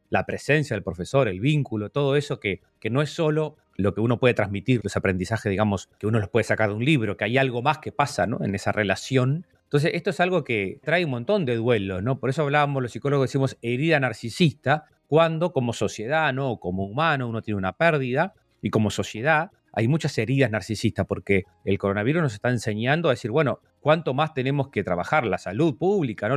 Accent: Uruguay; uno lo veía acá como uruguayo

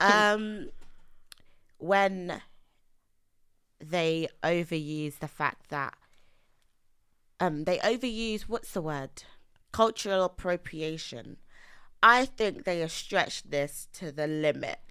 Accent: London, United Kingdom; also born or lived in Nigeria; I'm East London

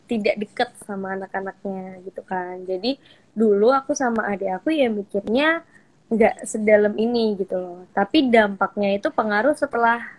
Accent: Surakarta, Central Java, Indonesia; mungkin kebetulan aku sama adik aku merantau kan dari Solo, aku merantau ke Bandung, adik aku merantau ke Jogja.

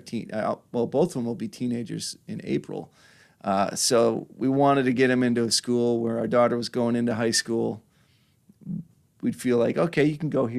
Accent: Washington Island, Wisconsin, United States; also born or lived in Milwaukee, Wisconsin; now in Sturgeon Bay, United States; We moved up to, um, moved up to Washington Island when I was in fourth grade, I think, and I went from fourth grade through high school

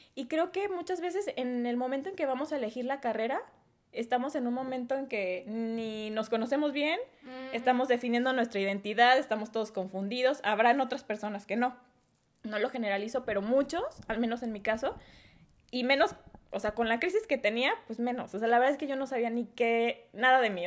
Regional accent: Guadalajara, Jalisco, Mexico; now in Querétaro, Mexico; soy de Guadalajara, Jalisco

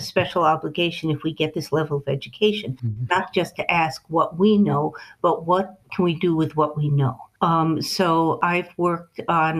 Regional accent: New England, United States; I'm from New England

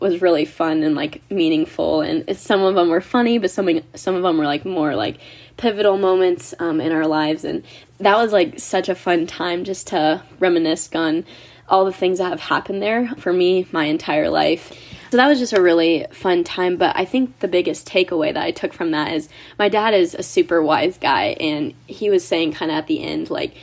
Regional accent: Ohio, United States; I've lived in the same house for 22 years, and it was a great place to grow up. I'm from Ohio.

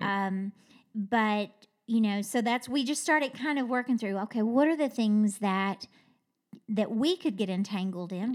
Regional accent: Kentucky, United States; I'm from Kentucky

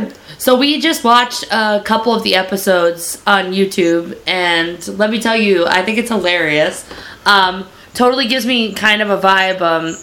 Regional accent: New York City, New York, United States; I grew up in the city. This is like a very recent thing that I, like, you know, moved down up here to these parts

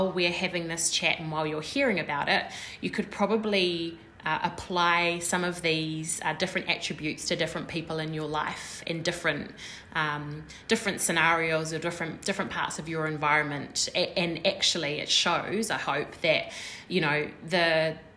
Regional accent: New Zealand; We're two Kiwi girls

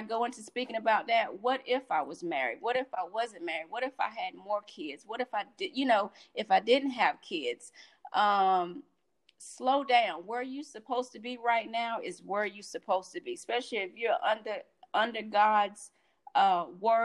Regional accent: Sanford, North Carolina, United States; moved away; in my hometown. I'm from Sanford, North Carolina

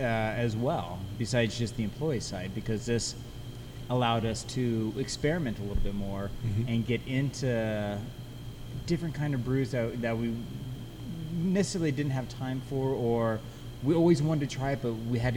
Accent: Colorado, United States; I was born in Colorado Springs, moved here when I was a year and a half

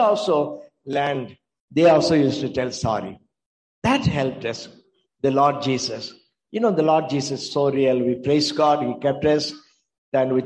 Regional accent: Tamil Nadu, India; moved away as an adult; now in North India; we came from South India. When we came, I was 31 years old

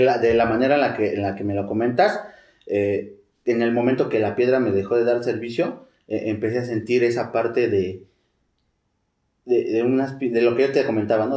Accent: Mexico City, Mexico; also born or lived in Tlalnepantla; Yo me crié ahí en Iztapalapa

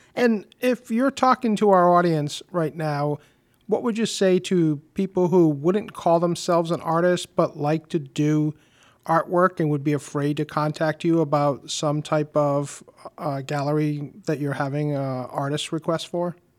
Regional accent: Warwick, Rhode Island, United States; I grew up in Warwick and have been a homeowner for over 30 years in our lovely city

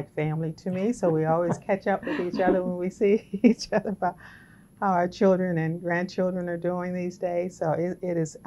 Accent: Baton Rouge, Louisiana, United States; moved away as an adult; I grew up in Baton Rouge, Louisiana, as a young black female

